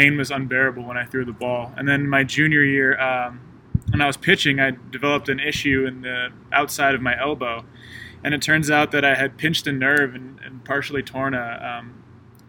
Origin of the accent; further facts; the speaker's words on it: Monterey, California, United States; moved away as an adult; now in Columbia, United States; I'm from Monterey, California